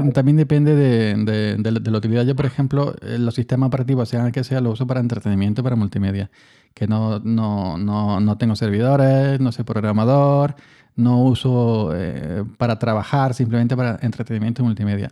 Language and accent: Spanish; Andalusia, Spain; yo que soy andaluz